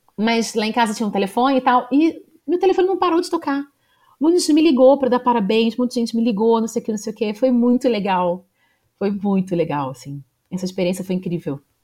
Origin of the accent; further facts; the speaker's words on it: Rio de Janeiro, Brazil; eu sou da cidade do Rio mesmo. Eu nasci no bairro Jacaré, hum. É em, na zona norte do Rio de Janeiro